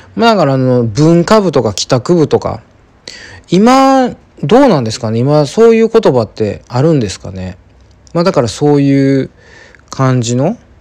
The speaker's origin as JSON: {"language": "Japanese", "region": "Kansai", "country": "Japan", "tie": "born or raised there", "said": "私はやっぱりその関西出身なんで"}